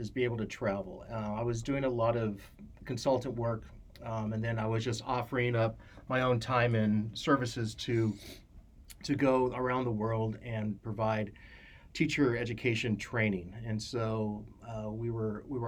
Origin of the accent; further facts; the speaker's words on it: Santa Barbara, California, United States; I was born and raised in Santa Barbara